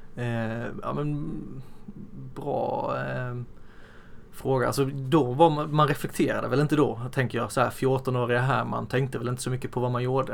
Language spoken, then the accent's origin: Swedish; Blekinge, Sweden; now in Västerås, Sweden; sen har jag mamma och pappa hemma i Blekinge